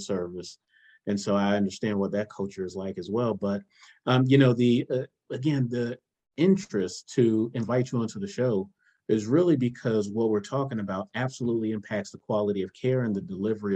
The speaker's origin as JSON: {"language": "English", "town": "South Miami", "region": "Florida", "country": "United States", "said": "I'm from South Miami"}